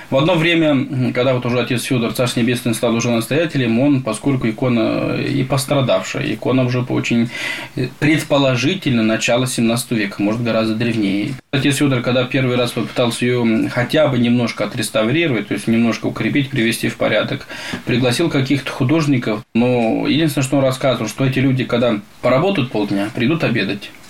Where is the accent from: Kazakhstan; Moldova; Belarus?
Moldova; also born or lived in Bulgaria; now in Kurba, Russia; Я сам родился в Молдавии